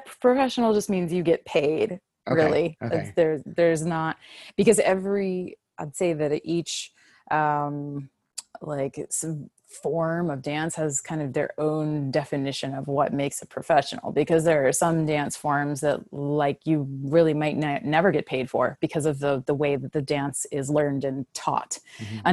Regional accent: Virginia Beach, Virginia, United States; moved away as an adult; also born or lived in Miami / New York; I grew up in Virginia Beach and I started dancing as a young child

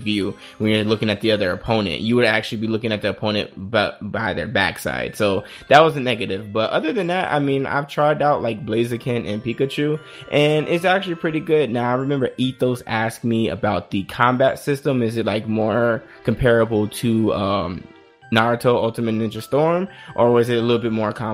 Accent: Las Vegas, Nevada, United States; I'm a girl from Vegas

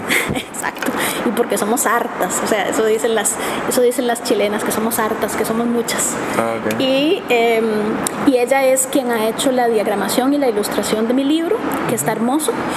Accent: Costa Rica; yo soy de Costa Rica

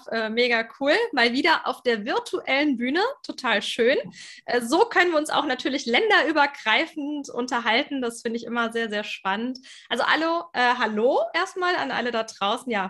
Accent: Germany; also born or lived in Frankfurt am Main; bei mir hört man es auf den ersten Blick vielleicht nicht, aber klar durch die deutsche Sprache. Ich komme aus Deutschland.

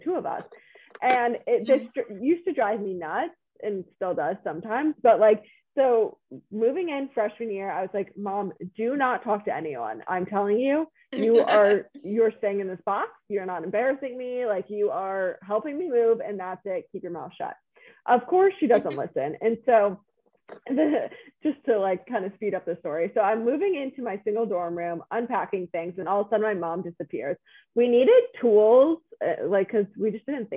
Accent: Chicago, Illinois, United States; moved away; born and raised in Chicago

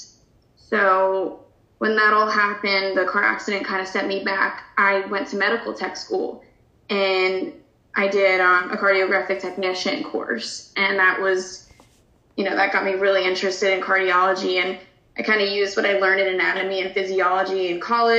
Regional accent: New Jersey, United States; I grew up in Baton Rouge, New Jersey

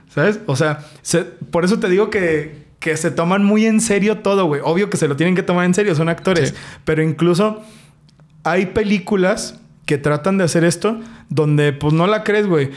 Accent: Mexico; nuestra tierra es chingona, nuestra tierra es, es México, güey. O sea, como mexicanos podemos

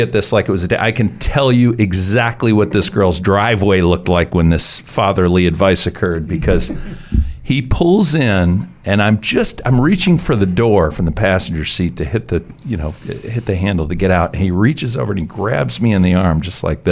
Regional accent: Minnesota, United States; I grew up in Minnesota

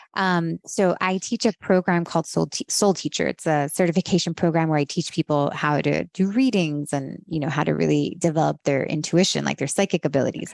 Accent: Miami, Florida, United States; moved away as an adult; also born or lived in Los Angeles; I grew up in Miami

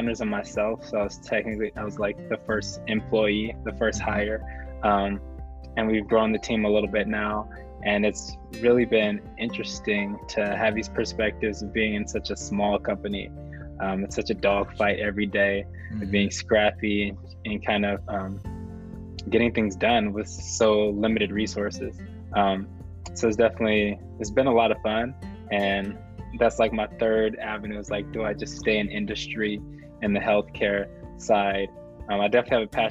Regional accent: San Diego, California, United States; growing up in San Diego, going to the high school that I attended, San Augustine High School

